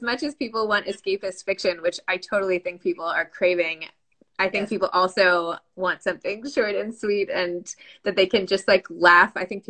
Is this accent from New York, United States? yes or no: yes; New York, United States; We're out on Long Island now, but I'm from New York.